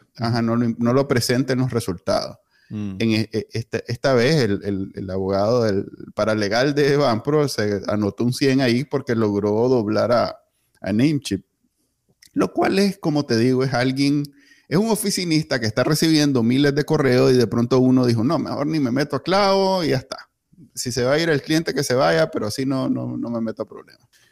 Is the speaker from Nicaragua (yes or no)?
yes; Nicaragua; Yo viví mi niñez en Nicaragua en los 80